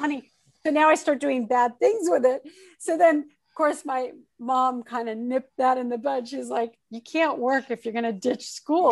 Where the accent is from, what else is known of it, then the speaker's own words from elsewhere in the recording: Torrance, California, United States; also born or lived in Oakland, California; I grew up in the South Bay area of Southern California and I'm a Southern California girl, really.